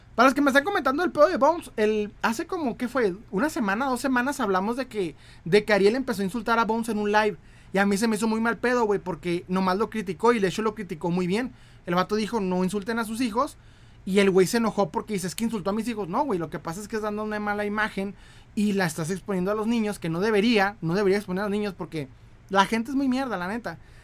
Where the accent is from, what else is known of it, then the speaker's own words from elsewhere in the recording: Chihuahua, Mexico; De Chihuahua